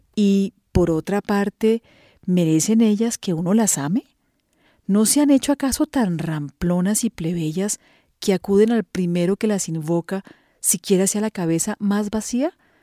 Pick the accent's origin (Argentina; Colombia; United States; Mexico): Colombia; soy periodista colombiana